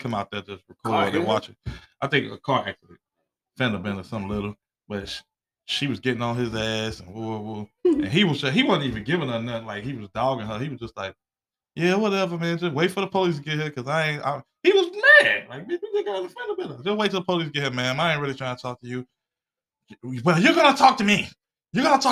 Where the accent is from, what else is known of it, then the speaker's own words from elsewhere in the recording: Chicago, Illinois, United States; growing up in Chicago as a child